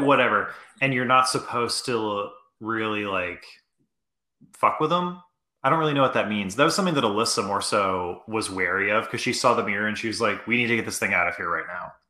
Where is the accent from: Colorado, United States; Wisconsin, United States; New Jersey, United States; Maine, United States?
Maine, United States; moved away; me and Greg grew up together. Uh, Greg, we're both from Maine originally